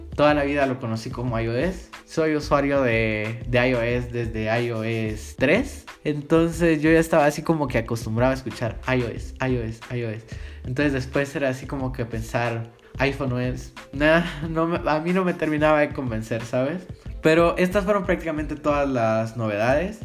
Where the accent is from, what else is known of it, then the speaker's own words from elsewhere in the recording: Guatemala; soy de Guatemala